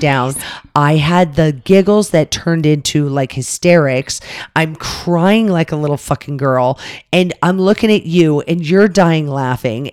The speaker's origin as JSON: {"language": "English", "town": "Las Vegas", "region": "Nevada", "country": "United States", "said": "we're from Vegas"}